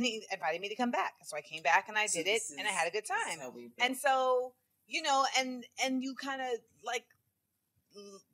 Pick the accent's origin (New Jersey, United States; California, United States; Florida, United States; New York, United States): Florida, United States; Orlando; I'm also from Orlando